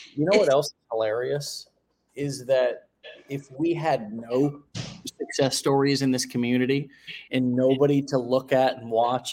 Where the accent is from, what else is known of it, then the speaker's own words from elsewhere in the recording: St. Petersburg, Florida, United States; in my hometown